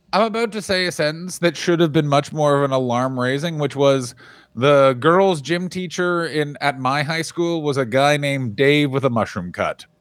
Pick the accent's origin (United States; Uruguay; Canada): Canada; Ottawa, Ontario; my hometown, the capital of Canada